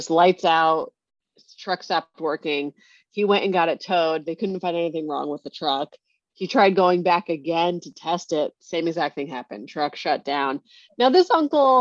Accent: Connecticut, United States; I grew up in Connecticut

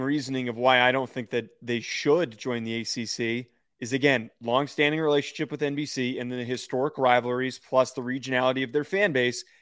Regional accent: Northeast, United States; I'm from the Northeast

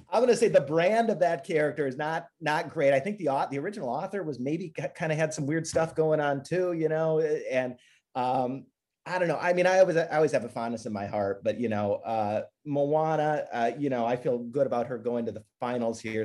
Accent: Minnesota, United States; moved away; I grew up in Minnesota

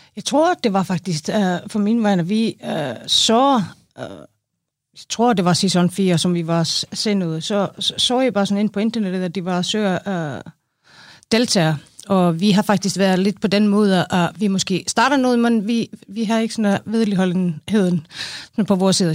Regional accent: Iceland; Danish is a second language; moved away as an adult; now in Denmark; jeg er en islænding, 45, flyttede til Danmark for 12 år siden

